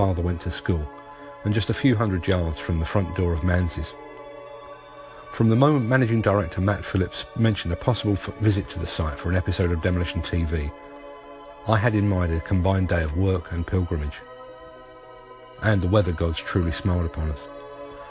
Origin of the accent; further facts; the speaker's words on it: London, United Kingdom; As a Londoner, pie and mash is to me what paella is to a Spaniard, what spaghetti is to an Italian, what haggis is to a Scot. Sure, it's a food, but it's also my birthright